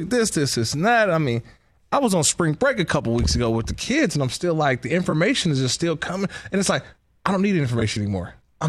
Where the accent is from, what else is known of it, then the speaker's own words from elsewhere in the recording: Bay Area, California, United States; growing up in the Bay Area